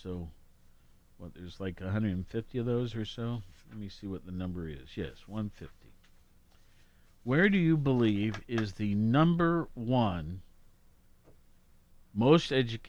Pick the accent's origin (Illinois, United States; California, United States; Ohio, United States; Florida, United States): Ohio, United States; we're from Ohio.